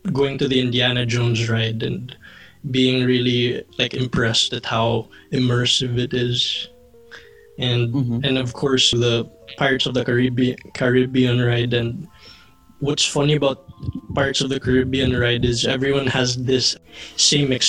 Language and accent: English; Philippines; We're in the Philippines right now